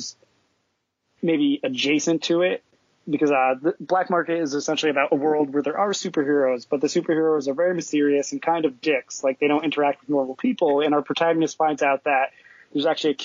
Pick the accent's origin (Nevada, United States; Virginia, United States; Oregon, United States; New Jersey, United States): New Jersey, United States; also born or lived in New York; I lived there for a long time, and I grew up in Jersey